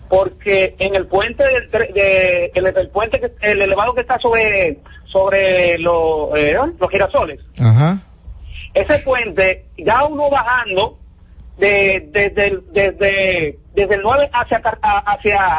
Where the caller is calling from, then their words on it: Barahona, Dominican Republic; Yo soy aquí